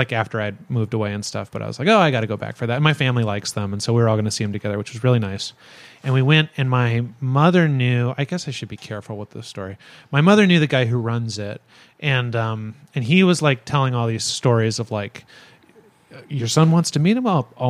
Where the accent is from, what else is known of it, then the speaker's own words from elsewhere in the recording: Napa, California, United States; moved away; my hometown of Napa